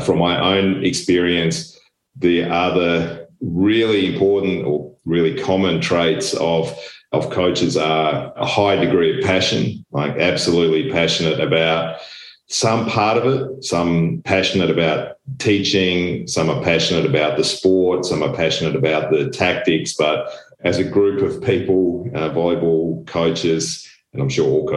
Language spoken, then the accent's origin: English; Australia; moved away as an adult; also born or lived in Germany / Belgium / Italy / Poland; now in Friedrichshafen, Germany; I am Australian with European parentage and have been in Europe for the last nearly 20 years